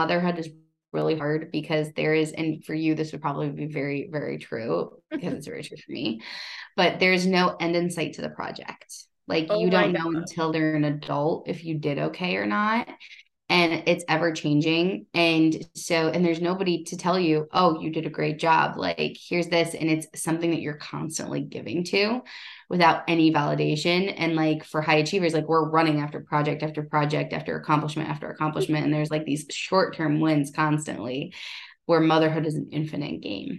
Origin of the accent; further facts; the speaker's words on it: Ohio, United States; I come from Ohio